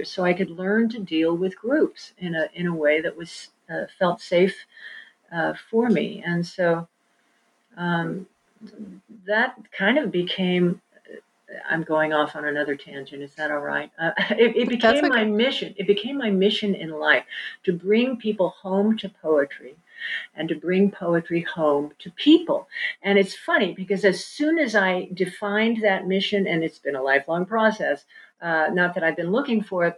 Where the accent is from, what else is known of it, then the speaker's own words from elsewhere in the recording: Kansas City, United States; also born or lived in New York; I grew up in Kansas City